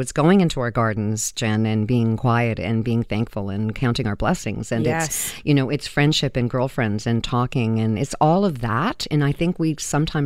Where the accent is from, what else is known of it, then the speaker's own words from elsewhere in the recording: Vancouver, British Columbia, Canada; moved away as an adult; now in Toronto, Canada; I was born in Vancouver, but I've been living in Toronto for like 30 years